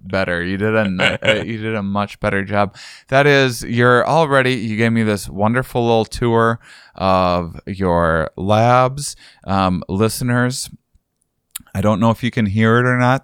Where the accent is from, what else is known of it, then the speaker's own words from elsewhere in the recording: La Crosse, Wisconsin, United States; moved away; I am in my hometown